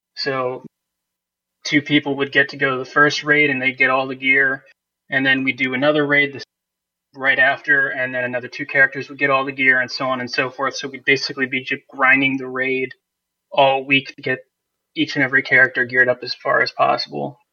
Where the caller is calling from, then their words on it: Poughkeepsie, New York, United States; I'm calling from Poughkeepsie, New York.